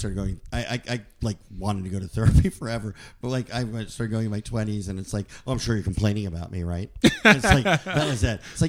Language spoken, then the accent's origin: English; New Jersey, United States; I grew up in Jersey, so there's a ton of Italian guys